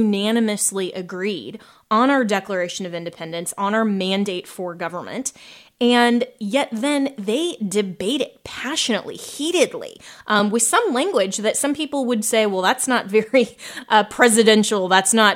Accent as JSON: {"language": "English", "region": "Colorado", "country": "United States", "said": "Colorado, my home state"}